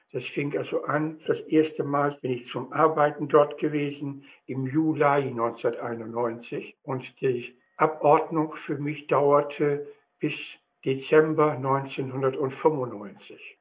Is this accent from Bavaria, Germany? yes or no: no; East Frisia, Lower Saxony, Germany; also born or lived in Wittmund / Brake; Ich bin also in Ostfriesland aufgewachsen